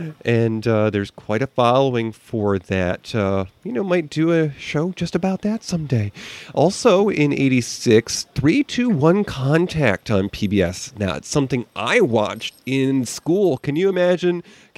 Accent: Western New York, United States; I grew up in Western New York. We were close enough to Canada in those days that the laws weren't so strict.

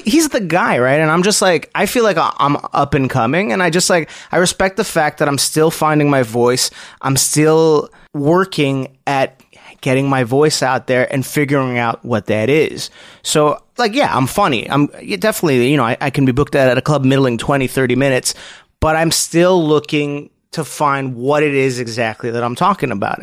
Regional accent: Montreal, Quebec, Canada; I grew up uh, north of town of Mont Royal.

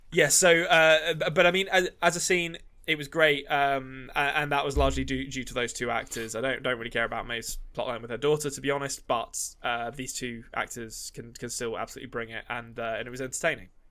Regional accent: England, United Kingdom; I'm an Englishman

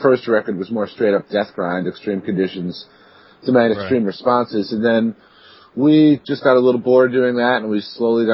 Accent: New York City, New York, United States; moved away as an adult; now in Rochester, United States; I'm originally from New York City, and that's where BT and Nuclear were based around. But I've lived up here in Rochester for about, 12 years now

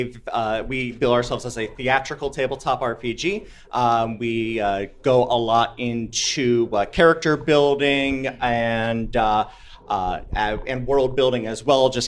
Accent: Bowling Green, Ohio, United States; I'm from Bowling Green, Ohio, about 3.5 hours away.

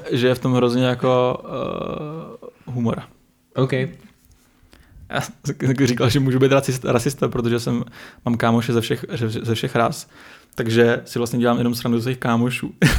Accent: Jihlava, Vysočina Region, Czechia; My jsme z Jihlavy, eh, nebo od Jihlavy kousek

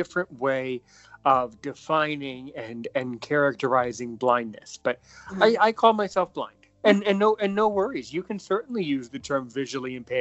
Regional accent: United States; also born or lived in Washington, D.C.; I'm American. I live near Washington, D.C.

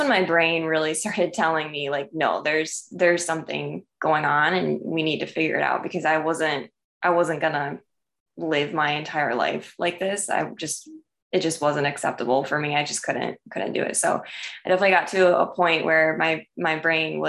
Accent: Michigan, United States; I grew up in Michigan

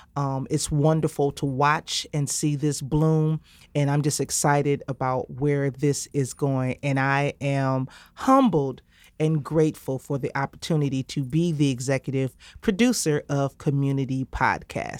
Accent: Highland Park, Michigan, United States; I am from the Highland Park community

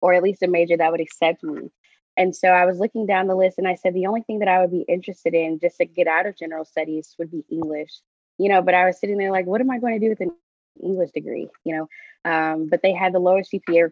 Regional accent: Houston, Texas, United States; my hometown, which is Houston

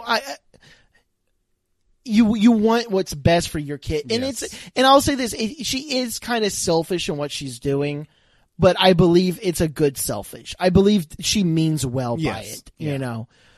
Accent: Houston, Texas, United States; we're from Houston.

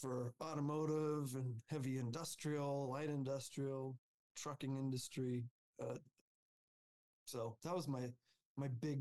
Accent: Alaska, United States; moved away as an adult; now in Denver, United States; I grew up in Alaska. I came down to Colorado for college.

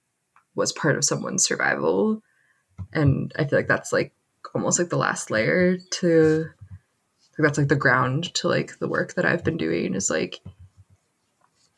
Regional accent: United States; as an American Jew

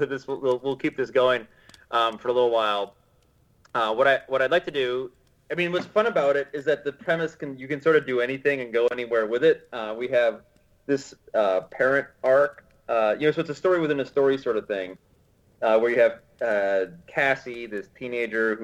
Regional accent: United States; as an American

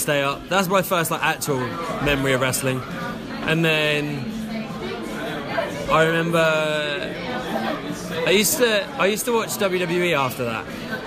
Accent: Gorleston, East of England, United Kingdom; also born or lived in Norwich; Galston, which is my hometown.

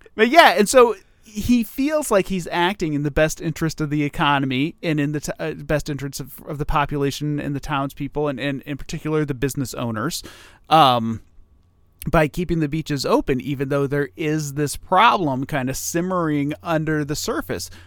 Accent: Toledo, Ohio, United States; I grew up in Toledo

